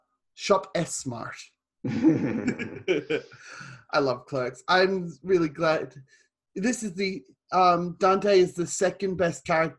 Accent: Australia; I call this the Aussie Nerds Podcast because I'm from Australia and I'm a nerd.

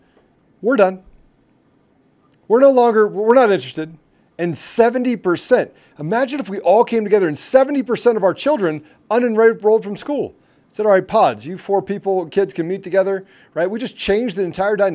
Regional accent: Washington, District of Columbia, United States; also born or lived in Virginia / Maryland; I grew up in the DMV area, right? I grew up in Washington, D.C.

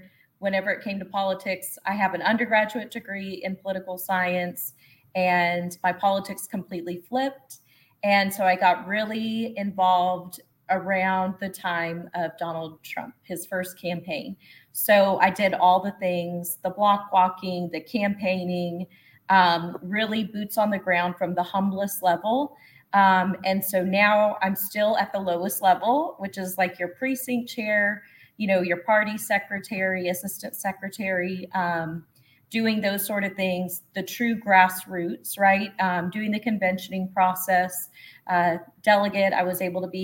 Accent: El Paso, Texas, United States; moved away; also born or lived in Houston / Dallas / New Orleans / Las Vegas; I was born in El Paso, Texas, border baby. So kind of know that, the ins and outs. My family is on the Juarez side and the El Paso side in Mexico and the United States. So that was my upbringing

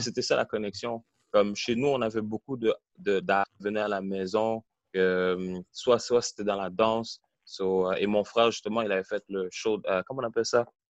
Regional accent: Montreal, Quebec, Canada; Oui, j'ai grandi à Montréal. J'ai grandi au début euh, dans le coin de Côte-des-Neiges

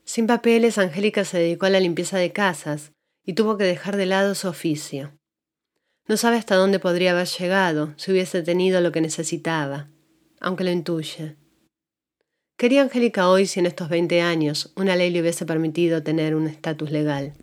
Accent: Argentina; moved away as an adult; now in Asheville, United States; soy argentina, inmigrante.

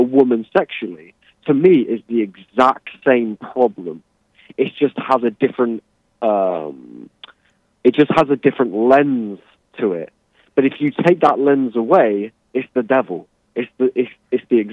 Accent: England, United Kingdom; I'm English.

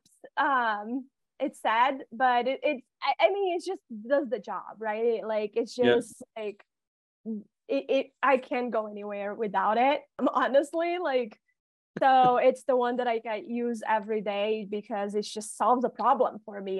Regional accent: Rio de Janeiro, Brazil; I'm from Rio de Janeiro

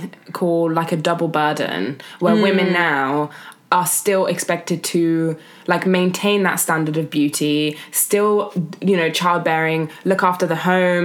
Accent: Germany; now in United Kingdom; we grew up in Germany

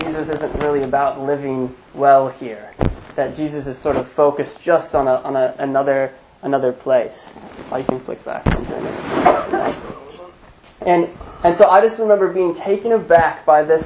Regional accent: United States; as an American

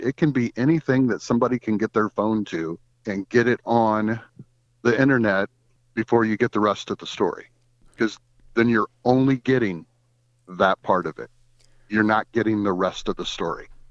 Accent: Goshen, Indiana, United States; I was born in Goshen, Indiana in nineteen sixty-seven. I spent my life in Goshen, Indiana, went to Goshen Elementary School, went to Goshen High School

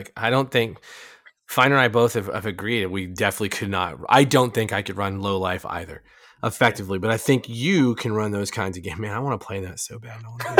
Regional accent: Southwest, United States; I grew up in the Southwest. I spent a long time in the Southwest around actual real-ass cowboys.

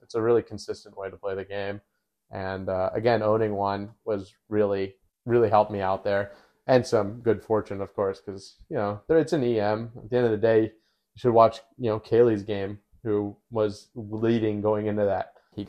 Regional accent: Australia; Well, I'm Australian. I'm chatting.

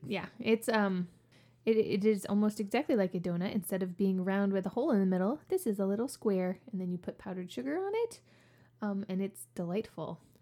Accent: New Orleans, Louisiana, United States; moved away; I actually am from New Orleans. Like, New Orleans, New Orleans.

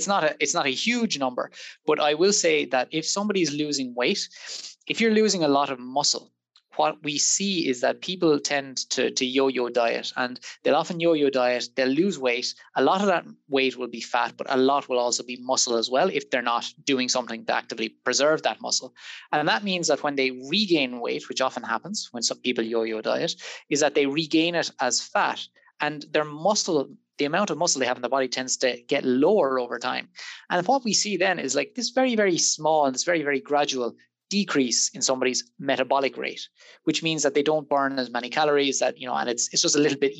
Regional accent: Waterford, Munster, Ireland; moved away as an adult; now in Liverpool, United Kingdom; in case the accent didn't give it away, I'm not from Liverpool originally. I'm from Waterford

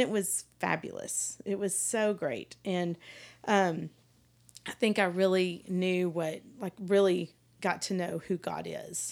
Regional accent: Palestine, Texas, United States; I grew up in Palestine, East Texas

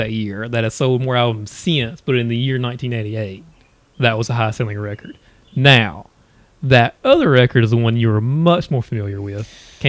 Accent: North Carolina, United States; And we're from North Carolina.

